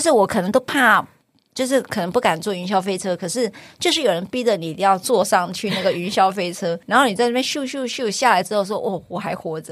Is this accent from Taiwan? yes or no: yes; Taiwan; 我们台湾人